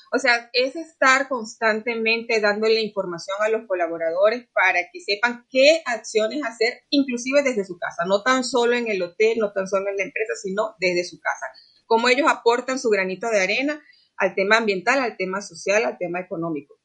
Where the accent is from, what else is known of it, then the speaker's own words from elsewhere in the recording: Venezuela; now in Costa Rica; efectivamente soy venezolana, pero de verdad que aquí me he sentido como en casa